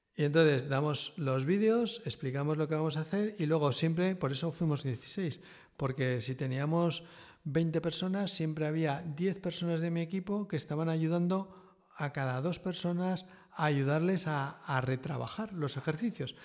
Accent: Aragon, Spain; also born or lived in Madrid / Lille; me volví al pueblo

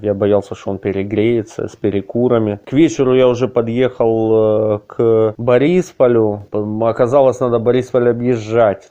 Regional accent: Kupiansk, Kharkiv Oblast, Ukraine; moved away as an adult; now in Kyiv, Ukraine; я из города Купинска, Харьковской области

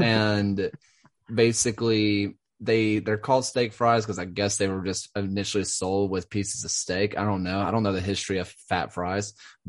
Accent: Birmingham, Alabama, United States; I never said I was American. I just said I was from Birmingham.

